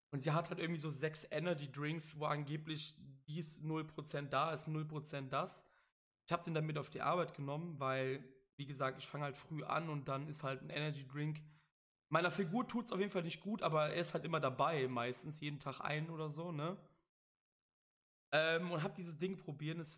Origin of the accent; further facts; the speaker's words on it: Cologne, North Rhine-Westphalia, Germany; ich bin ja auch aus Köln, das sollte mittlerweile auch kein Geheimnis mehr sein. Sollte man auch an meinen ja, an meinen Dialekt ab und an merken.